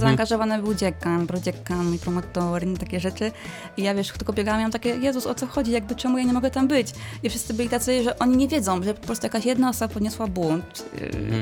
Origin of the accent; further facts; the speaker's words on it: village near Września, Greater Poland, Poland; moved away as an adult; also born or lived in Słupca / Pyzdry; now in Poznań, Poland; wróciłam e, do domu na moją wieś pod Wrześnią